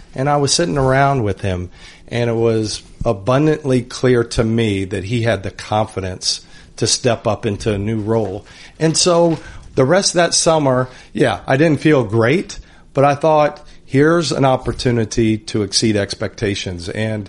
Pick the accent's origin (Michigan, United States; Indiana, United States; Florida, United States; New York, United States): Indiana, United States; I'm from Indiana and I'm walking around town.